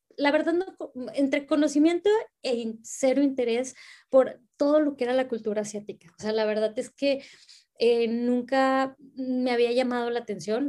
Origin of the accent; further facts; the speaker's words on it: Reynosa, Tamaulipas, Mexico; now in Monterrey, Mexico; vivo acá en, en la ciudad de Monterrey, este, pero soy de Reynosa, soy de la frontera, orgullosamente tamaulipeca